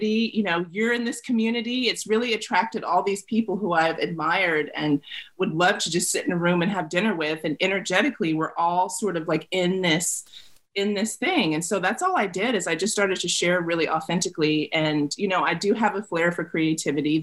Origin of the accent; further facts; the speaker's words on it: the South, United States; I grew up in the South.